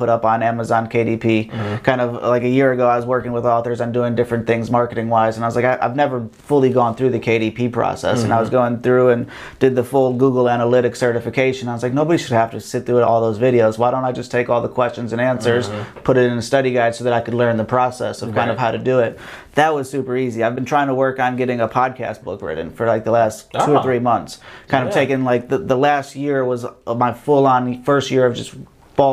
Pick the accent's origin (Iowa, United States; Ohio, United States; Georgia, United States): Ohio, United States; I'm from Ohio. I'm used to guns